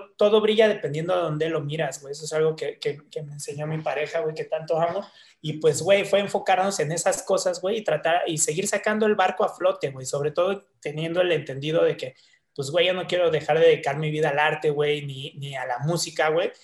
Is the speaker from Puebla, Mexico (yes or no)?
no; Mexico City, Mexico; nací en, este, en la Nueva Santa María y de ahí, güey, este, la verdad, como desde los cinco años, yo creo, hasta los 15, 16, viví en Tlatelolco